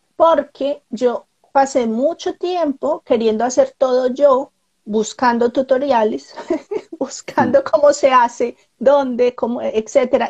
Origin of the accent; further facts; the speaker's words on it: Colombia; moved away; Soy colombiana